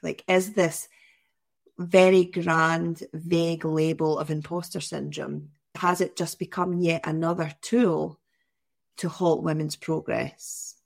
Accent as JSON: {"language": "English", "area": "near Glasgow", "region": "West Coast of Scotland", "country": "United Kingdom", "tie": "born or raised there", "said": "growing up in the West Coast of Scotland, near Glasgow"}